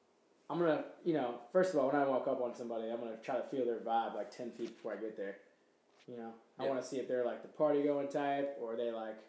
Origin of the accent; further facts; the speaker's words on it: Atlanta, Georgia, United States; now in St. Louis, United States; I often say that I'm from Atlanta, which I was born there and lived there twice. But I've also lived here in St. Louis twice as well.